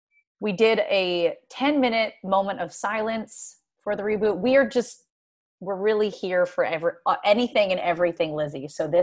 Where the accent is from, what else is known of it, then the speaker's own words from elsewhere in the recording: Pennsylvania, United States; now in Los Angeles, United States; I'm from Pennsylvania on the East Coast, and I've met more people like from random towns around where I grew up than I have that live here.